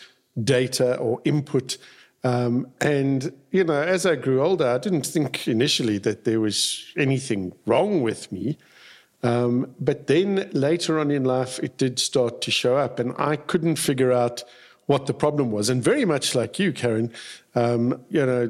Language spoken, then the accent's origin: English; South Africa; when I was growing up in South Africa, we had compulsory military service.